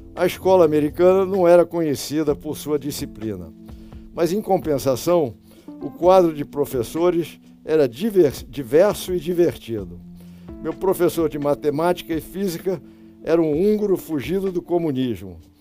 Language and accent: Portuguese; Rio de Janeiro, Brazil; moved away; Eu nasci no Rio e dos meus 76 anos morei uns 50 anos aqui no Rio, quer dizer, então eu sou sou realmente carioca